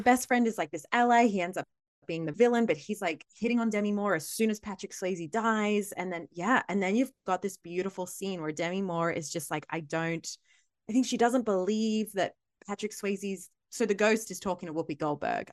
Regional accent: Australia; accent: Australian

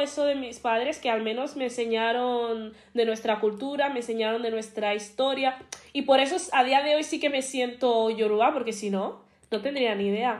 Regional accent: Madrid, Community of Madrid, Spain; accent: Madrid; also born or lived in Nigeria; tengo acento de Madrid, eh, vivo aquí toda mi vida

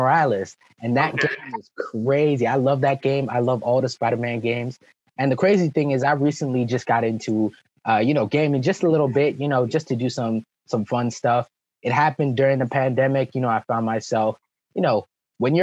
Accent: New York City, New York, United States; born or raised there; first language French; English is a second language; also born or lived in Martinique / Venezuela

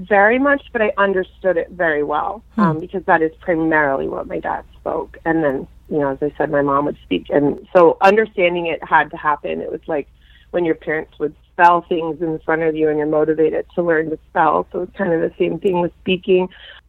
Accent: Houston, Texas, United States; also born or lived in Connecticut; now in Austin, United States; I'm first and second generation Polish. My dad was from Warsaw, and my mom's parents are also from Poland. So I grew up in Houston, Texas. We moved here when I was like one.

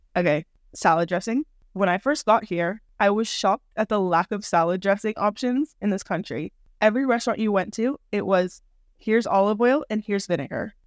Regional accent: California, United States; moved away as an adult; now in Madrid, Spain; I am from California, just like Jordan. I'm now living in Madrid. I have been living here for twelve years now

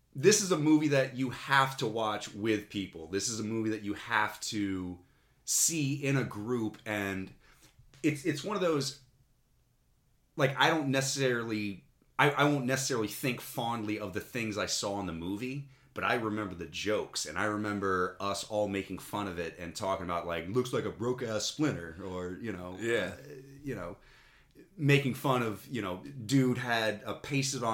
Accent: United States; I'm from the United States

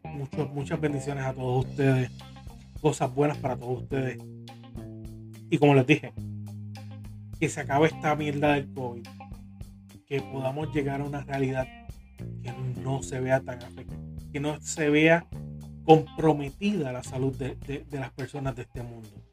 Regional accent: Carolina, Puerto Rico; moved away as an adult; now in Corozal, Puerto Rico; yo me crié en La Rosa, yo me crié en Carolina, pero llevo bastantes años en, en Corozal

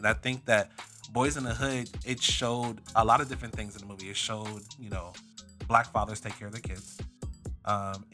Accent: Florida, United States; I grew up in Florida

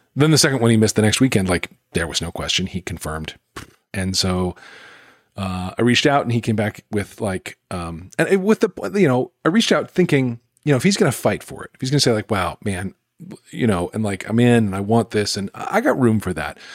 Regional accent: Greensboro, North Carolina, United States; in Greensboro, my hometown

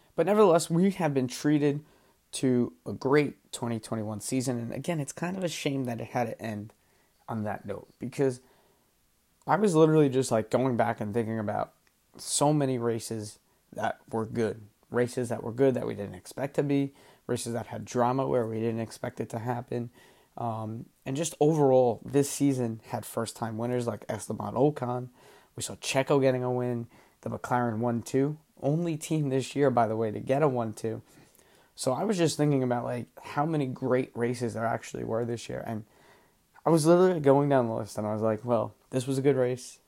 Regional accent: United States; I'm an American

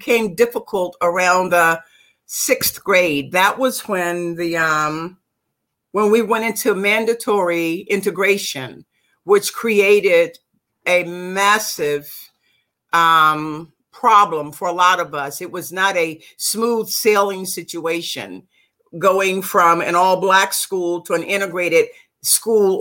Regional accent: Virginia Beach, Virginia, United States; I was born and raised in Virginia, a little community called New Light in the section of Virginia Beach of Virginia.

